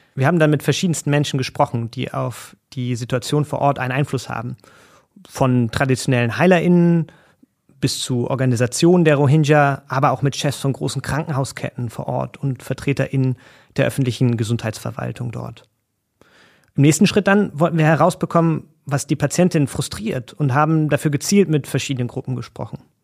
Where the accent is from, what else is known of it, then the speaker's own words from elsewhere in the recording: Germany; bei uns in Deutschland